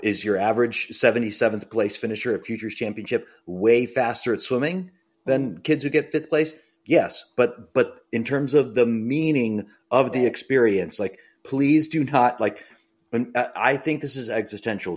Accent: Braintree, Massachusetts, United States; I grew up in Braintree, and I wanted to do high school swimming

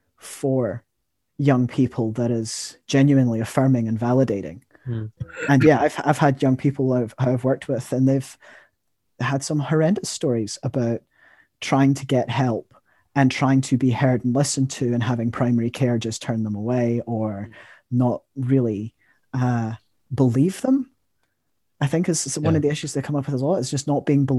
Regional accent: Scotland, United Kingdom; now in New Zealand; I am Scottish

